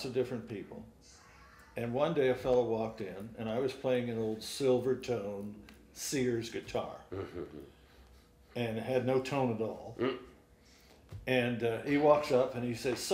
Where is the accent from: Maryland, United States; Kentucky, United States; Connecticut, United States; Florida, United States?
Maryland, United States; Cheverly; I grew up in the Washington, D.C. area, in a little town called Cheverly, Maryland, Prince George's County, northeast of D.C.